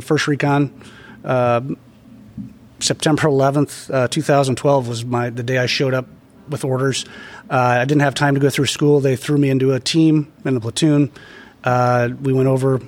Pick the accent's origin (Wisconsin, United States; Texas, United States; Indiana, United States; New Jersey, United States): Indiana, United States; Northeast; also born or lived in Michigan; I grew up in Northeast Indiana, country boy, graduated high school in 2001